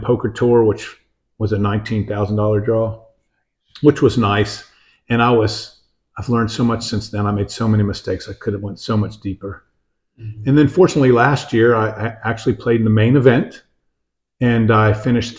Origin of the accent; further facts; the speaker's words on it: New Smyrna Beach, Florida, United States; also born or lived in Winter Park, Florida; I was born in Winter Park, Florida.